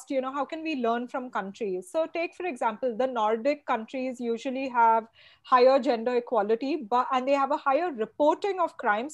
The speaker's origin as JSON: {"language": "English", "region": "Goa", "country": "India", "also_born_or_lived": "Bombay", "moved": "yes", "lives_now": "Mumbai, India", "said": "I'm also from Goa"}